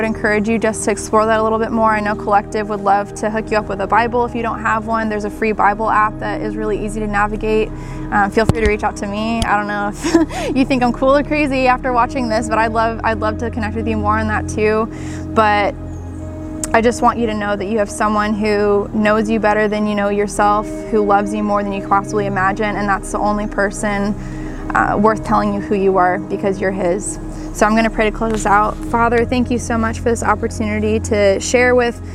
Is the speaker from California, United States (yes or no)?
yes; Southern California, United States; growing up in Southern California